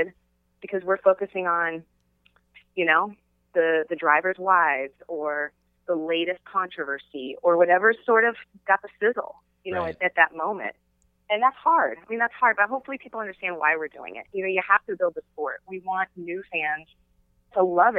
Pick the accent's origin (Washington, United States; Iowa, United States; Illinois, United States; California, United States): Iowa, United States; Clinton; moved away as an adult; also born or lived in Lexington, Kentucky; now in Pittsburgh, United States; That's my hometown, Clinton, Iowa